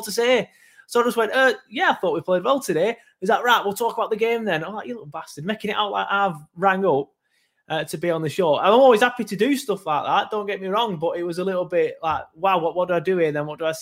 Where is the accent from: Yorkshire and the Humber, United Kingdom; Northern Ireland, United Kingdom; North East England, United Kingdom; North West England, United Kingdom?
North West England, United Kingdom; Lancashire; I'm from Lancashire.